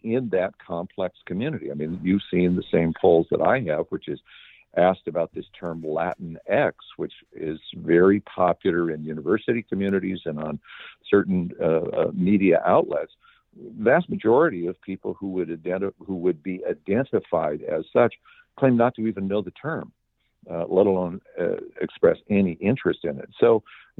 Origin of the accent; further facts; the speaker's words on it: Southern California, United States; I grew up in Southern California